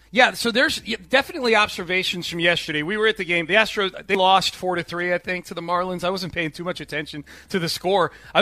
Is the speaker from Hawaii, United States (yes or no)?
no; Houston, Texas, United States; our 85 Houston.